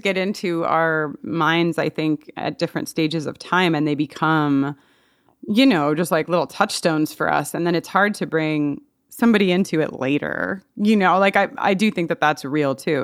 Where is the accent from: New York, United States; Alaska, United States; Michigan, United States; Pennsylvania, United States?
New York, United States; Long Island; I'm from Long Island. All my, a lot of my family's from Long Island